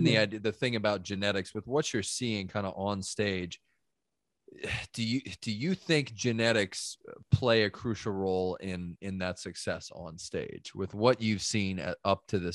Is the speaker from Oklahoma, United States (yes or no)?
no; Long Beach, California, United States; I'm from Long Beach